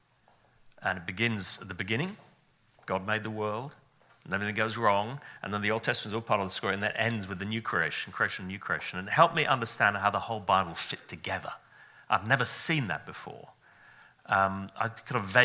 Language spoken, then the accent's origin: English; Wales, United Kingdom; so my origin is Welsh